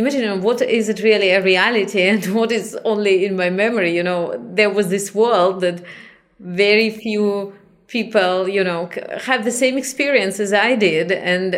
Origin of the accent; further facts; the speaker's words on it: Chisinau, Moldova; moved away; also born or lived in Israel; I was born in Chisinau, which is the capital of Moldavia